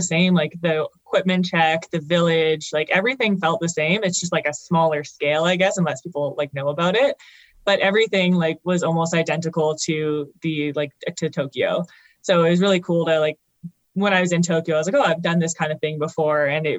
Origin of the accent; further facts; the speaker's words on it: Calgary, Alberta, Canada; When I was young, Calgary was the place to be.